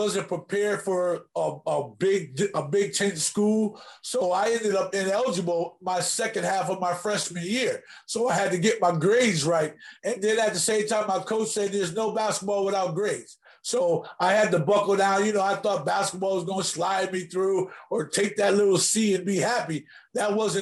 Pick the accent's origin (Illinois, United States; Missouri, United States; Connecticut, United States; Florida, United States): Connecticut, United States; Bridgeport; Bridgeport, Connecticut was similar to growing up in Watts or in Compton